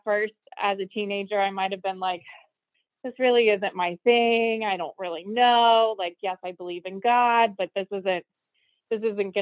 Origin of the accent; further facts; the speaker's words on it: Brooksville, Florida, United States; I was born and raised in Florida. I grew up in Brooksville, Florida, which is a small town about 40 minutes north of Tampa.